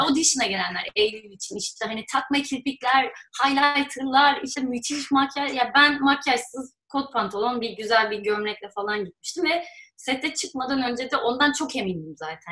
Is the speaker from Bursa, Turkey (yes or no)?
yes; Bursa, Turkey; ben Bursa'da büyüdüm